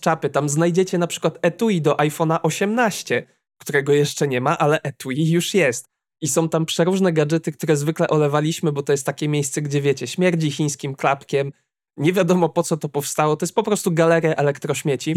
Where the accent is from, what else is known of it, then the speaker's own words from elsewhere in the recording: Słupsk, Pomeranian Voivodeship, Poland; jestem ze Słupska